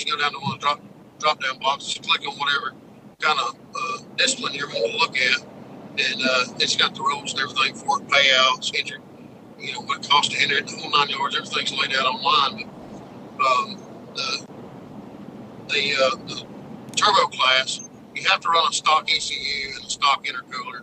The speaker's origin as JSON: {"language": "English", "region": "North Georgia Hill Country", "country": "United States", "said": "I come from Hill Country. It's not, North Georgia's not known for its mud. It's more, North Alabama, North Georgia, Hill Country."}